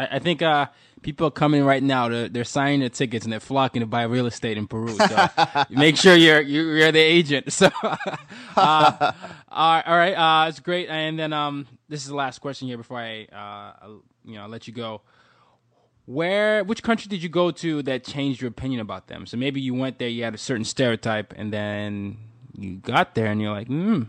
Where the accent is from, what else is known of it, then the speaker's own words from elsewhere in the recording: Nigeria; I'm Nigerian and I just ate Nigerian food.